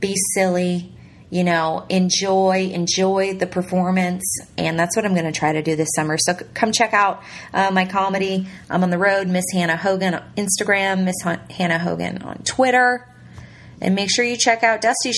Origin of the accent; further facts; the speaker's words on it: Ontario, Canada; moved away as an adult; now in Southern United States; my hometown in Ontario